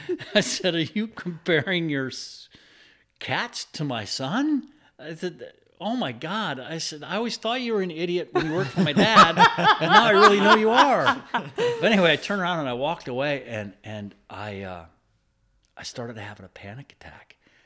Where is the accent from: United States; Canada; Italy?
United States; Ohio; also born or lived in Michigan; That's what brought us to Pennsylvania. I'm from Ohio and Michigan, a bunch of other states.